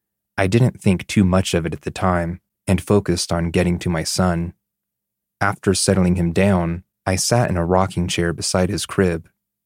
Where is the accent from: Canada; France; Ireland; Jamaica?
Canada; now in Denmark; For some context, I am Canadian, and my husband is Danish. We live in Denmark, where this takes place.